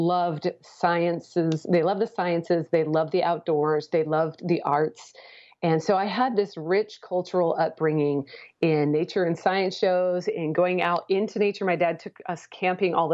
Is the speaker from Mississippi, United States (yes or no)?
no; Portland, Oregon, United States; moved away; also born or lived in Houston, Texas; I grew up in the Portland, Oregon area